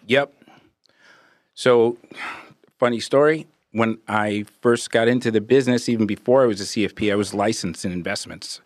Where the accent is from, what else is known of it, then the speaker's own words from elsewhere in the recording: Brooklyn, New York, United States; also born or lived in Brentwood, Long Island, New York; grew up, born and raised in Brooklyn, moved out to Long Island in early eighties, went to high school in Brentwood.